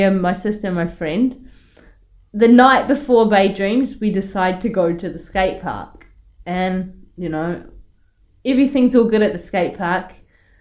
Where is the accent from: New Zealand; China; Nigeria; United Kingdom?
New Zealand; Matakana, Auckland; I grew up in Matakana. I've been all over the place, really